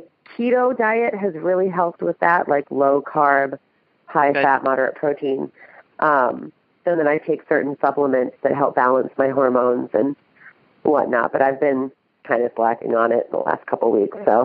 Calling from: Columbus, Ohio, United States; I'm actually calling from Columbus, Ohio as well.

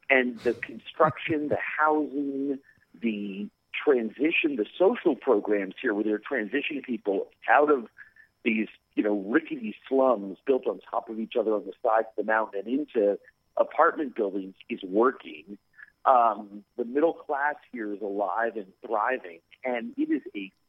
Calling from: Medellin, Antioquia, Colombia; I'm in uh, Medellin, Colombia.

